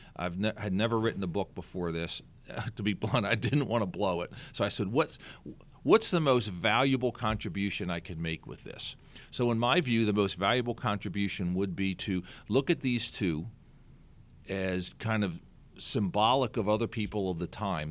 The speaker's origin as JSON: {"language": "English", "town": "Philadelphia", "region": "Pennsylvania", "country": "United States", "tie": "born or raised there", "said": "I was born and raised in Philadelphia"}